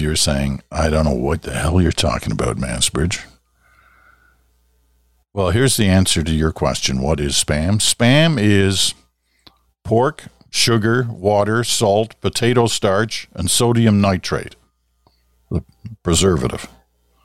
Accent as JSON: {"language": "English", "region": "England", "country": "United Kingdom", "tie": "born there", "also_born_or_lived": "Southeast Asia / Ottawa", "said": "I was born in England. Grew up in Southeast Asia. Then we moved to Ottawa."}